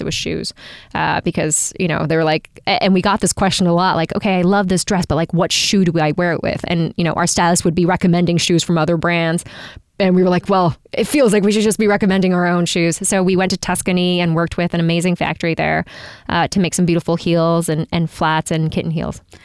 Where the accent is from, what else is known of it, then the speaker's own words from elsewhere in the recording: Japan; moved away; I grew up in Japan